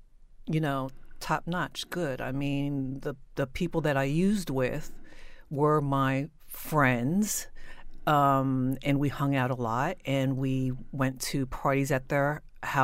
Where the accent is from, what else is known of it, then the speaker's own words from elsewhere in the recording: New Jersey, United States; I was raised in South Jersey after my family had done a lot of moving around, which is what military families do.